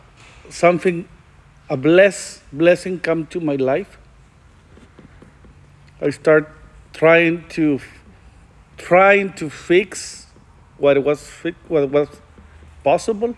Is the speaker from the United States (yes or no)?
yes; El Paso, Texas, United States; I'm from El Paso, Texas